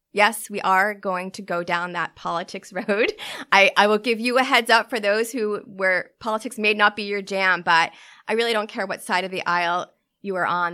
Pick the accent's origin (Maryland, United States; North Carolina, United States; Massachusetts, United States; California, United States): Massachusetts, United States; Newton; I grew up in Newton, Massachusetts with my parents